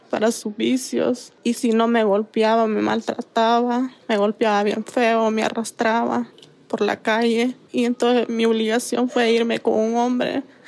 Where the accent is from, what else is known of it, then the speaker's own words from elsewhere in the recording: San Pedro Sula, Cortés, Honduras; moved away as an adult; also born or lived in San Luis, Santa Bárbara, Honduras; nací en San Luis, Santa Bárbara. Mi mamá me llevó recién nacida para San Pedro